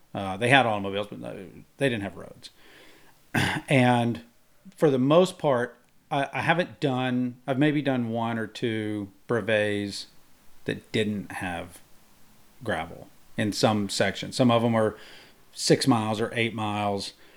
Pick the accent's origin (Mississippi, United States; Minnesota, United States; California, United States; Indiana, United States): Mississippi, United States; I grew up in Mississippi